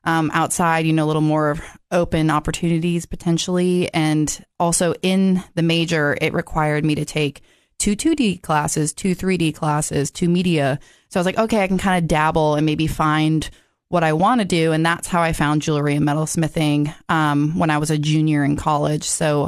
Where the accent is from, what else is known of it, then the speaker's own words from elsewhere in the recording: Massachusetts, United States; also born or lived in Georgia / Wisconsin; I was born in Georgia, but I don't remember it. So when I was 2, moved to Wisconsin, and basically I grew up in Massachusetts.